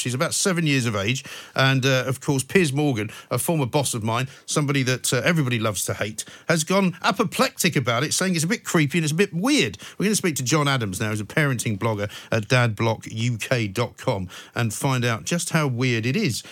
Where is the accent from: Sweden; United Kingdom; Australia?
United Kingdom; London; I grew up in Northwest London. I know it very well